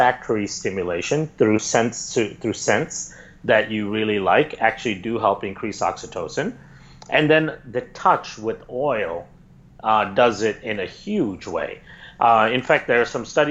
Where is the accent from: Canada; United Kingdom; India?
India; I grew up in India.